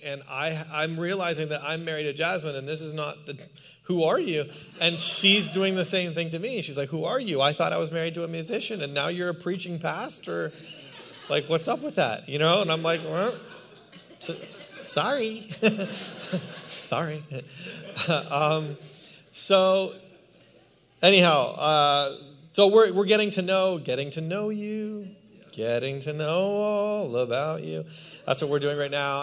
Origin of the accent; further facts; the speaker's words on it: Canada; also born or lived in New York City, United States; now in Palm Springs, United States; I'm Canadian